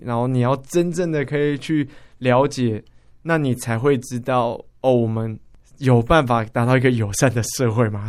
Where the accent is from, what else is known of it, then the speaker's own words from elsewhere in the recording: Taipei, Taiwan; 我们台北人，北部人